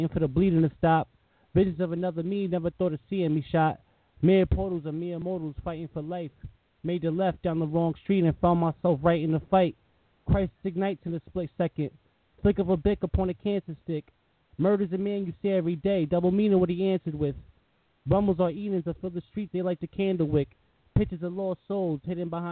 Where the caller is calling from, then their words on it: Connecticut, United States; Calling from Connecticut.